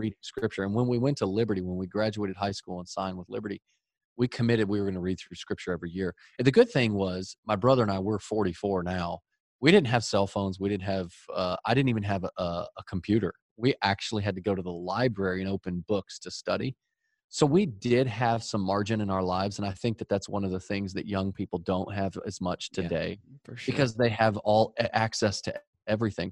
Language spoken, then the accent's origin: English; Dallas, Texas, United States; We grew up in Dallas, Texas, the home of the greatest football team ever the Dallas Cowboys